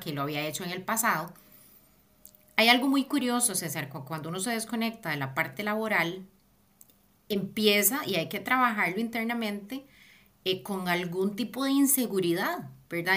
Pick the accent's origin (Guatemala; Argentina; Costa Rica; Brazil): Costa Rica; moved away as an adult; also born or lived in Mexico / Peru / Barcelona; now in London, United Kingdom; El primer país que cuando salí de Costa Rica fue México